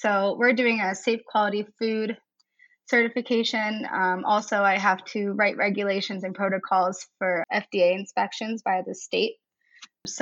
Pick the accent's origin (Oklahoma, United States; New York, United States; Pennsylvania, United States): Pennsylvania, United States; West Middlesex; moved away as an adult; also born or lived in Vermont; now in Hudson, United States; I'm originally from West Middlesex, Pennsylvania. And it's just a small town in Western PA